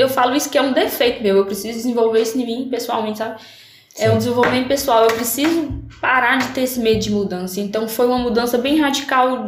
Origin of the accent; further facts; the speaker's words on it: São Francisco, Brazil; Sou, sou aqui, sou natural de São Francisco